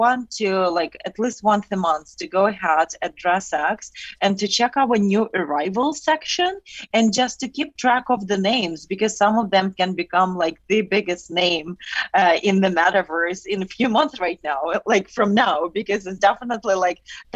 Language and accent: English; Ukraine; moved away; we're both originally from Ukraine